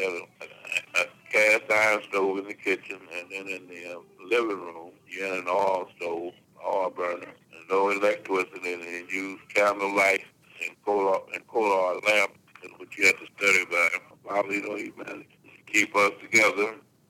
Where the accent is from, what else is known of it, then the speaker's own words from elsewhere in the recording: St. Louis, Missouri, United States; Well, when I was born in Holman Heath, from 1934, which was an all-black hospital.